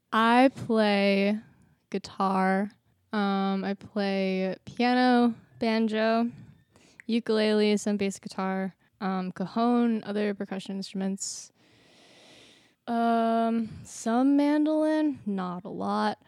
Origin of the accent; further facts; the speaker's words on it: Mamaroneck, New York, United States; I was born in Mamaroneck